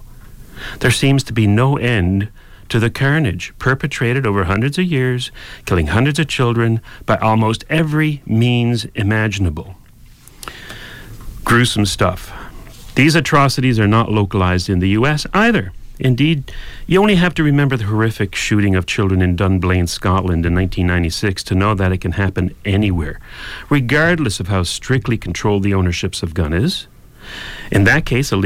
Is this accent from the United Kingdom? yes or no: no; Canada; we're Canadian here